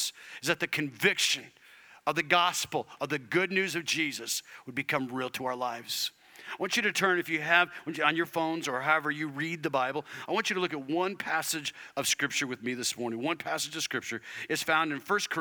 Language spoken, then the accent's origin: English; Arizona, United States; I was raised in Arizona